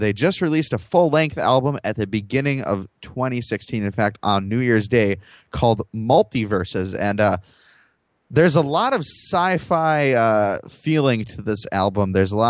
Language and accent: English; Eau Claire, Wisconsin, United States; We're going to stick around here in my hometown of Eau Claire, Wisconsin, where we're broadcasting out of right now